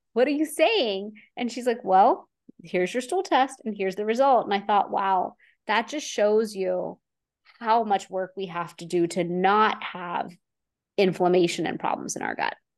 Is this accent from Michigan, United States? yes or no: no; Houston, Texas, United States; I'm an Indian woman from Houston, Texas. And so I grew up in the East and the West at the same time